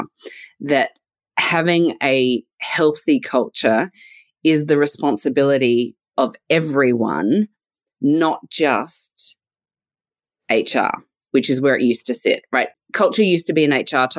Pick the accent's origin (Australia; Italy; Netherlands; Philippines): Australia; accent: Australian; now in London, United Kingdom; as you can probably tell from my accent, I'm originally from Australia, but my accent never goes away